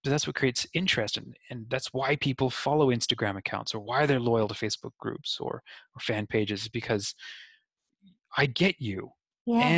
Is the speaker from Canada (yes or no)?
no; New Zealand; also born or lived in Australia; I am 31, but in growing up in New Zealand and Australia